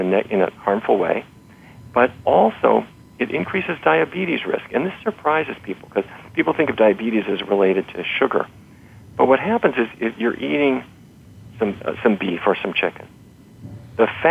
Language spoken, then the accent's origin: English; North Dakota, United States; I grew up in North Dakota, and so every day was roast beef or pork chops